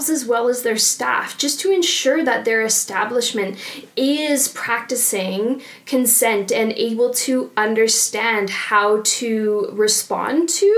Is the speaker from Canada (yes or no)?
yes; Ontario, Canada; moved away as an adult; also born or lived in London, Ontario; now in Bow Valley, Canada; I'm originally from Ontario